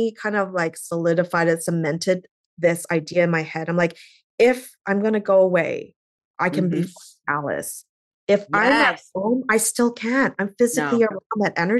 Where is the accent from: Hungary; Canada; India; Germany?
Canada; now in United States; I'm Canadian.